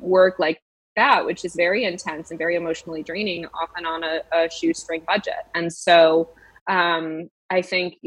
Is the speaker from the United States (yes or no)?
yes; Massachusetts, United States; my home state of Massachusetts